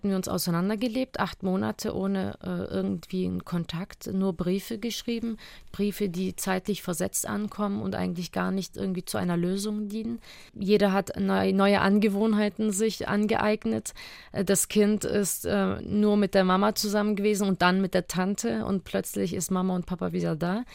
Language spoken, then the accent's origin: German; Germany; vor allem waren wir wieder in unserer Heimat. Äh, es ist meine Heimat, Deutschland, und ich habe mich hier wieder ganz sicher gefühlt.